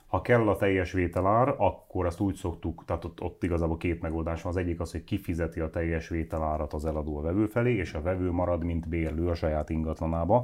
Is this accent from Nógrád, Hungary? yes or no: yes; Nógrád, Hungary; én Nógrádi vagyok, ott a körül, környékünkön lévő falvakban van, ahol a kocsma is bezárt már